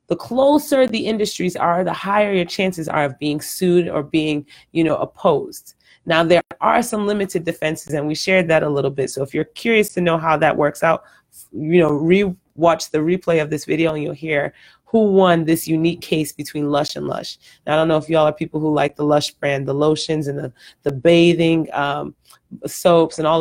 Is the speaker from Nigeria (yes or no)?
yes; Nigeria; now in Houston, United States; I'm Nigerian